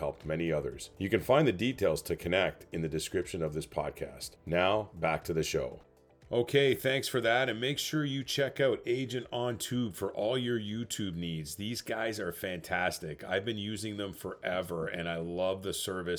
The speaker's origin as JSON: {"language": "English", "country": "Canada", "said": "as a Canadian"}